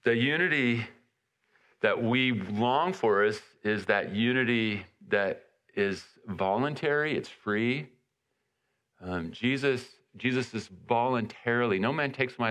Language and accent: English; California, United States; I'm from California